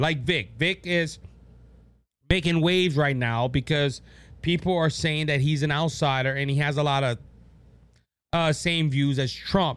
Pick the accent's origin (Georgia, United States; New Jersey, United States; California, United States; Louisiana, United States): Louisiana, United States; Louisiana, my home state